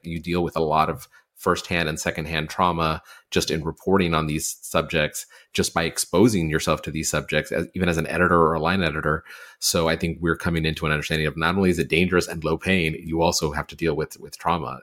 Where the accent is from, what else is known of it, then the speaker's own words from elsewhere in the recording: Texas, United States; I'm from Texas